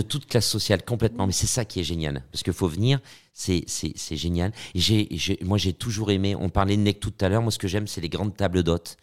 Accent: Auvergne-Rhône-Alpes, France; now in Paris, France; moi, je suis auvergnat. Euh, je me sens aussi beaucoup parisien, mais je, je suis auvergnat parce que je suis un, un bougnat, un bougnat de Paris.

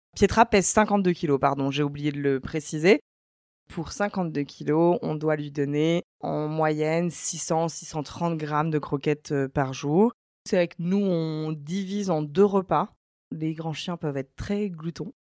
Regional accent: Paris, Île-de-France, France; j'habite à Paris, je suis parisienne à la base.

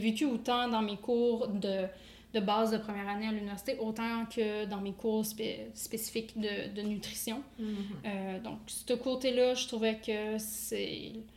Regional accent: Quebec, Canada; moved away as an adult; also born or lived in New Brunswick; now in Moncton, Canada; je viens du Québec, je suis originaire du Québec.

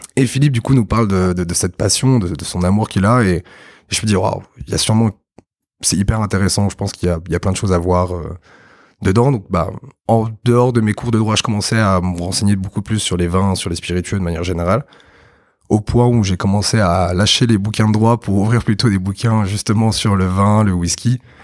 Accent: Normandy, France; je suis normand à la base

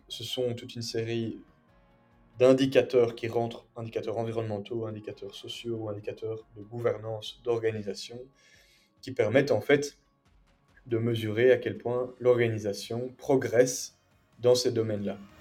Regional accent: Brussels, Brussels-Capital Region, Belgium; also born or lived in England; je suis bruxellois de 23 ans, bilingue, père francophone

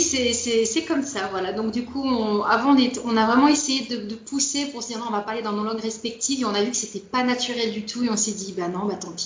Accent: Nantes, Pays de la Loire, France; moved away as an adult; now in Natal, Brazil; je suis originaire de, Loire-Atlantique, hein, donc je suis née à Nantes exactement, et euh, peut-être pour ceux qui se connaissent, j'ai passé mon adolescence dans une ville qui s'appelle Ancigny, qui a une trentaine de kilomètres de Nantes

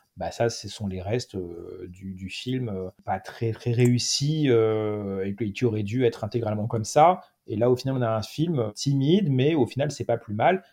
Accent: Cannes, Provence-Alpes-Côte d'Azur, France; moved away; also born or lived in Île-de-France; je suis de Cannes, donc je, connais les cinémas de Cannes

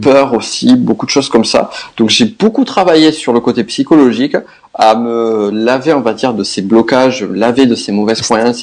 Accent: south-west France, France; accent: south-west; comme vous l'entendrez, mon accent, je viens du sud-ouest

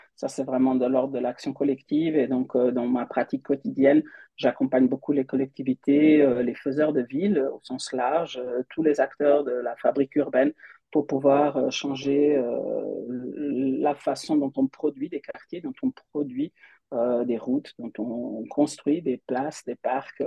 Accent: Switzerland; also born or lived in Portugal; Je suis suisse. Euh, j'habite en Suisse

